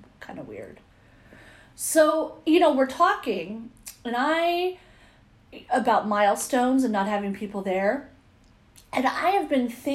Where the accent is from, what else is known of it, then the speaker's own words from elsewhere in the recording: Visalia, California, United States; my hometown